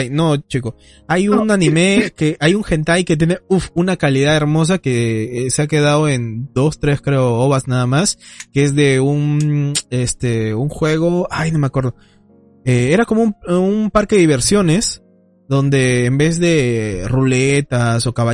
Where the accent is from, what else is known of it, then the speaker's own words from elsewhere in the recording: Peru; yo no soy mexicano, yo soy peruano.